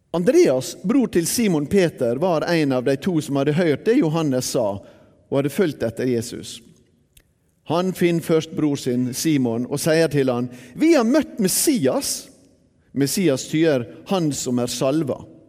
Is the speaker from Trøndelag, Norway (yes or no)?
no; Bergen, Vestland, Norway; also born or lived in Sunnmøre; Da jeg vokste opp eh, her i Bergen på 1960-tallet